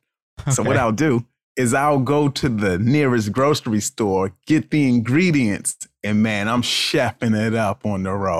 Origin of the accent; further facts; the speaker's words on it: Baltimore, Maryland, United States; You know, I grew up in Baltimore, Maryland.